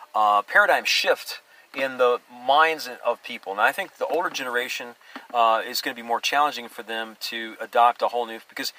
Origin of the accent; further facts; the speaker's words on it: Alaska, United States; moved away; Yeah, I grew up in Alaska